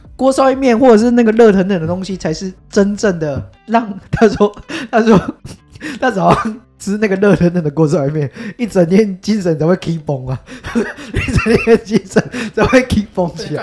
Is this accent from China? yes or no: no; Tainan, Taiwan; born or raised there